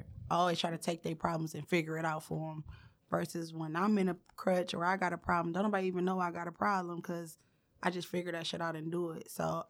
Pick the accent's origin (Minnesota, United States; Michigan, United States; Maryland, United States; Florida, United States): Michigan, United States; Detroit; I'm from Detroit. I'm from East Warren.